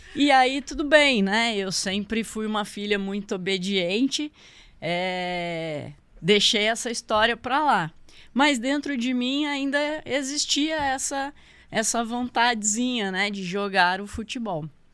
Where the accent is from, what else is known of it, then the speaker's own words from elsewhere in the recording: São José dos Campos, São Paulo, Brazil; Eu sou de São José mesmo, nascida aqui, sempre morei por aqui.